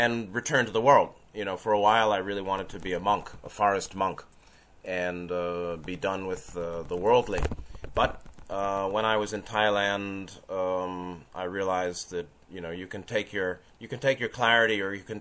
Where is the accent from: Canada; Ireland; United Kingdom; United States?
United States; New York City, New York; I was born in 1962 in New York City, so I'm 55 years old now